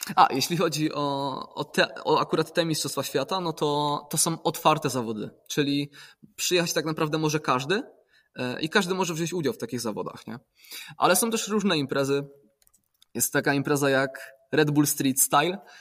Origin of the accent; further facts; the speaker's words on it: Poland; pochodzę z gór